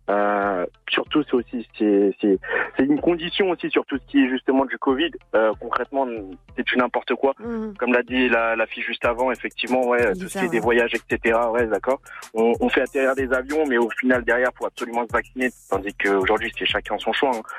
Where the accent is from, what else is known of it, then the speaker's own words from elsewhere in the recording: Guadeloupe; also born or lived in Martinique; now in France; je suis, je suis Guadeloupéen, Martinique aussi.